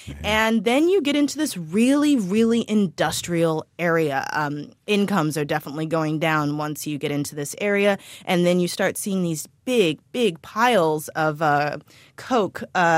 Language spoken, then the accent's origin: English; St. Louis, Missouri, United States; now in New York, United States; I am back from my hometown, actually, of St. Louis, Missouri.